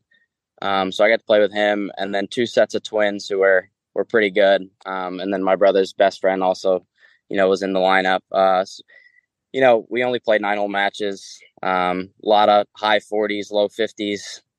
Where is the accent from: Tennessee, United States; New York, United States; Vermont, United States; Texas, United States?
Vermont, United States; Northeast Kingdom, northern; I grew up in the Northeast Kingdom, so northern Vermont.